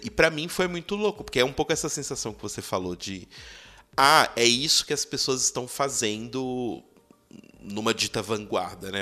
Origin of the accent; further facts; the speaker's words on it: Belo Horizonte, Minas Gerais, Brazil; eu sou de BH